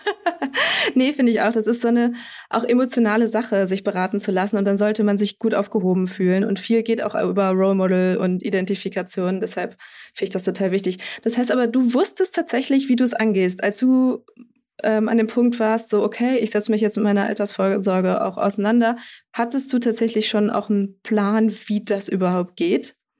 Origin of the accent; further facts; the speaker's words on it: Bremen, Germany; moved away; ich bin äh, in Bremen aufgewachsen, meine Mama wohnt da noch